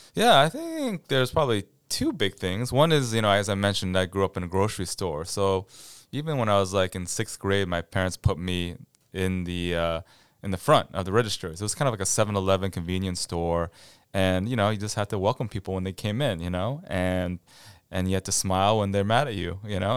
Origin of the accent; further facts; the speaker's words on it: Cleveland, Ohio, United States; moved away as an adult; also born or lived in Boston; now in Quincy, United States; I'm originally from Ohio, near Cleveland, Ohio.